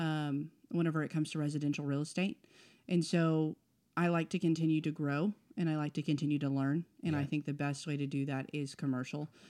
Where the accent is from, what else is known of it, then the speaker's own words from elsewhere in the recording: El Paso, Texas, United States; moved away; also born or lived in Oklahoma; born in Texas.